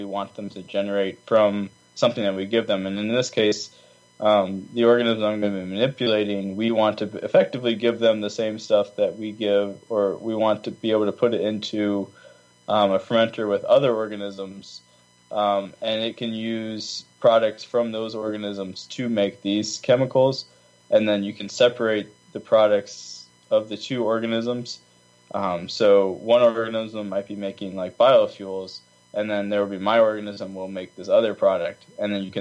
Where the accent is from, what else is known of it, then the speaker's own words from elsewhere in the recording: Virginia, United States; moved away as an adult; also born or lived in California; now in Nebraska, United States; I was raised in Virginia where our water was 3 feet underground